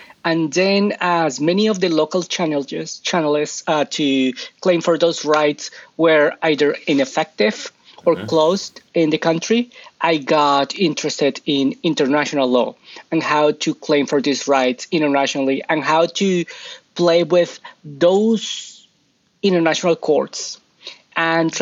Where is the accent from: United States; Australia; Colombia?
Colombia; moved away as an adult; I am originally from Colombia